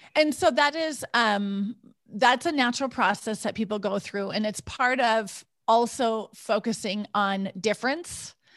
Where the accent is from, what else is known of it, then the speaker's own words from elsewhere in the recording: United States; moved away as an adult; also born or lived in Switzerland / Ouagadougou, Burkina Faso; when I moved to Switzerland, all of a sudden, my American identity was important, and I didn't, I didn't have an American identity in the U S